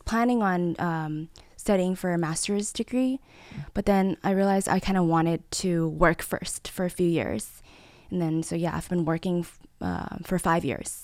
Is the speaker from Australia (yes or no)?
no; Taipei, Taiwan; also born or lived in Los Angeles, United States; growing up in Taipei, it was such a vibrant city